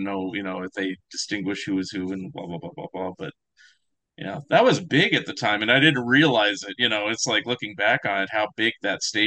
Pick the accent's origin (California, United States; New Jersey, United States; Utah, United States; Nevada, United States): California, United States; San Francisco Bay Area; I grew up in the San Francisco Bay Area